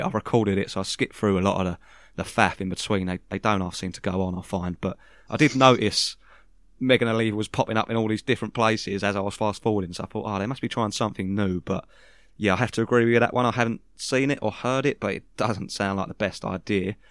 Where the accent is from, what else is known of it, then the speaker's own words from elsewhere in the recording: United Kingdom; I'm a Brit